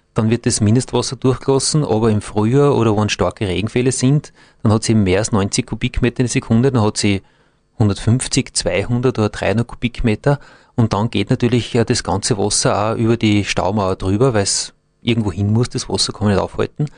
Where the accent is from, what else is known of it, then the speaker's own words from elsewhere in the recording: Austria; bei uns in Österreich